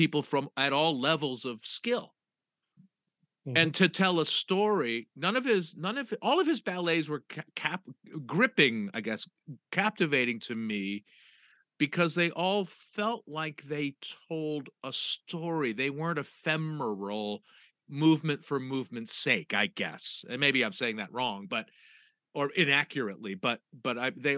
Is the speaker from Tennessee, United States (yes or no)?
no; Piedmont, California, United States; we grew up in Piedmont, California